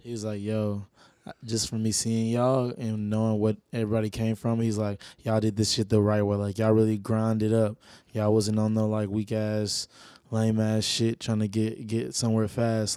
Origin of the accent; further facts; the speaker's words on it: Little Rock, Arkansas, United States; moved away as an adult; also born or lived in Pine Bluff, Arkansas; now in Los Angeles, United States; I'm from Palm Bluff, Arkansas, but I came up out of Little Rock, Arkansas